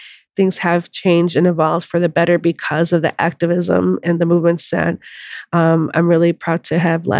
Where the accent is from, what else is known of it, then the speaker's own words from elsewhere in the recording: Chicago, Illinois, United States; I'm from the southeast side of Chicago. I was born and raised here